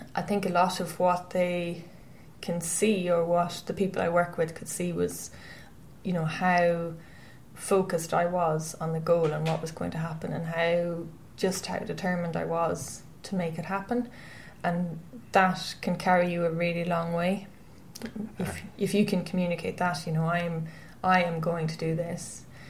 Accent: Westport, Connacht, Ireland; I'm from Westport in County Mayo, and I grew up there

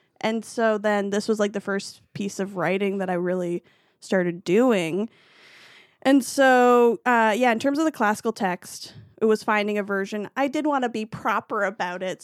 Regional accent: Winnipeg, Manitoba, Canada; moved away as an adult; also born or lived in Halifax; growing up in Winnipeg, I went to Manitoba Theater for young people

